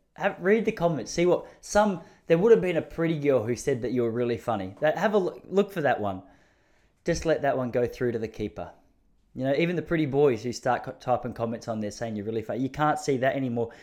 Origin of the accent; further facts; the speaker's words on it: Traralgon, Victoria, Australia; I'm from Traralgon. Please understand, that's country of Victoria.